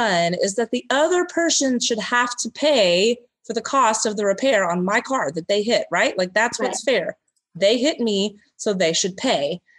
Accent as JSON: {"language": "English", "region": "Texas", "country": "United States", "said": "I'm from Texas"}